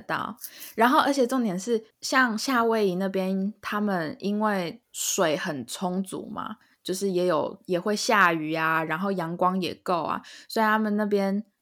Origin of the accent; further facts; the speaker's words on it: Taiwan; 身为台湾人来讲